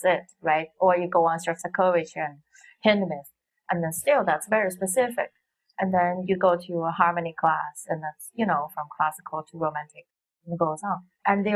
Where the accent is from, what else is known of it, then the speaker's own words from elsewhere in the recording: Xi'an, Shaanxi, China; English is a second language; moved away as an adult; also born or lived in Beijing / New York; my hometown, Xi'an.